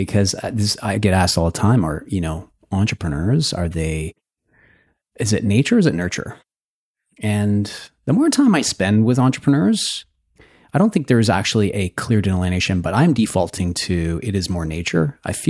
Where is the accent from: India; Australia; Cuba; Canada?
Canada; Red Deer, Alberta; I grew up in Alberta.